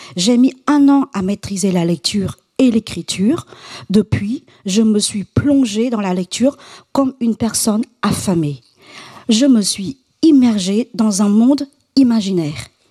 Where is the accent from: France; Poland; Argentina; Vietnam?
Vietnam; Quảng Trị; Je suis née à Quang Chi, l'une des provinces les plus pauvres du centre du Vietnam